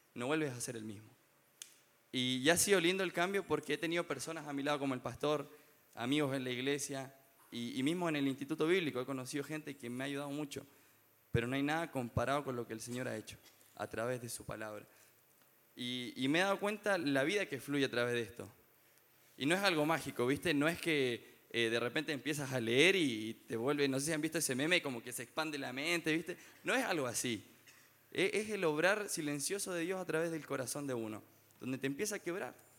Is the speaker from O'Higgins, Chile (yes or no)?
yes; Rancagua, O'Higgins, Chile; yo soy de Rancagua